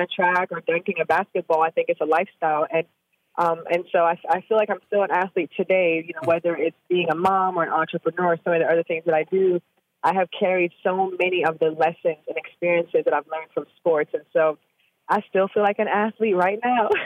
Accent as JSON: {"language": "English", "country": "Jamaica", "moved": "yes", "lives_now": "Austin, United States", "said": "I'm from Jamaica"}